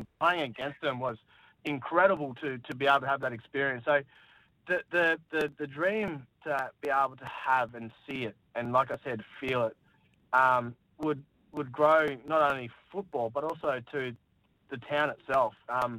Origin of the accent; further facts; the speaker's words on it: Darwin, Northern Territory, Australia; growing up in Darwin